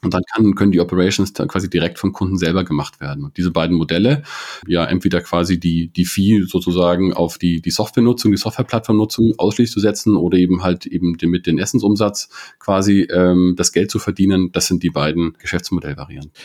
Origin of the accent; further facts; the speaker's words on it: Munich, Bavaria, Germany; komme aus München, bin aus München, habe an der TU